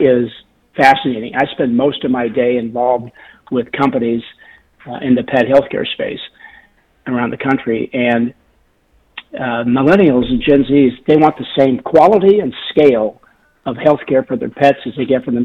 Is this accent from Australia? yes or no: no; Portland, Oregon, United States; moved away; I grew up outside Portland, Oregon